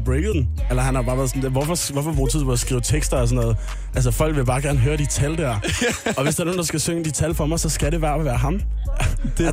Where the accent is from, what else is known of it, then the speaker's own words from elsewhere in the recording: Amager, Capital Region of Denmark, Denmark; jeg er jo fra Amager